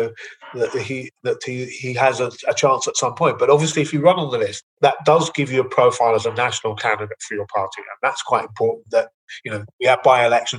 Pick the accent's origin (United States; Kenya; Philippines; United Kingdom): United Kingdom; London; moved away; I can say this as a Londoner